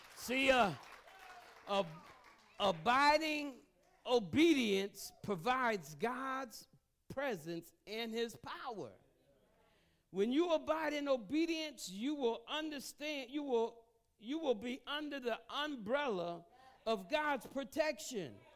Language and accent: English; United States; I grew up in the Greens Apartments. That's not too far from here